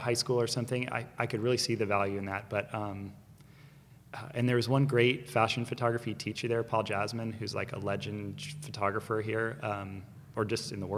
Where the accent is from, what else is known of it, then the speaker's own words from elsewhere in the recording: Ojai, California, United States; moved away; also born or lived in Texas; I grew up in Ojai, California, which is like a country town a little north, like kind of near Santa Barbara, Ventura